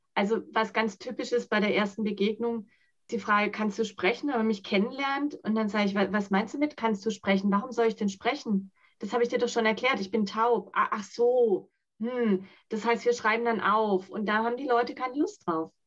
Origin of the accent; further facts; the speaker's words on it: Germany; first language Sign language; German is a second language; ich bin in Deutschland geboren.